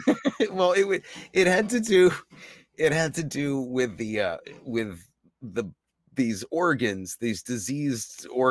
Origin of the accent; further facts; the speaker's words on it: New York City, New York, United States; I didn't find it like offensive or anything as a New Yorker, like how.